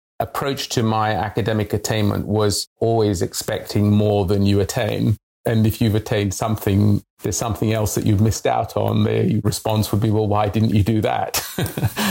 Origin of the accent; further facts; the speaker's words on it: Tanzania; moved away; also born or lived in London, United Kingdom; I was born in East Africa. It was a very, very different world from the world of today. This was the 1960s. It was post-colonial Tanzania